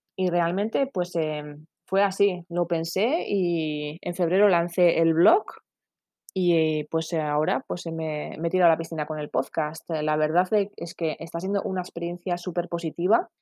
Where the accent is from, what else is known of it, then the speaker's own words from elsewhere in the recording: San Sebastián, Basque Country, Spain; Tengo 39 años y soy de San Sebastián.